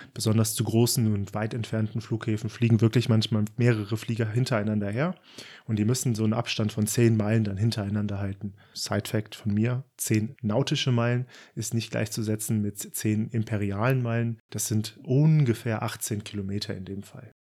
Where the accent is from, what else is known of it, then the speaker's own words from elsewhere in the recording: Frankfurt and Darmstadt, South Hesse, Germany; now in Baden-Württemberg, Germany; Ich bin in Frankfurt und Darmstadt aufgewachsen, ein echter Südhesse und wohne mittlerweile im Südwesten Deutschlands im schönen Baden-Württemberg.